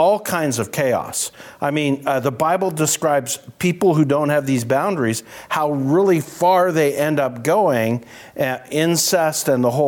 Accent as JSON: {"language": "English", "country": "Canada", "said": "I'm a Canadian"}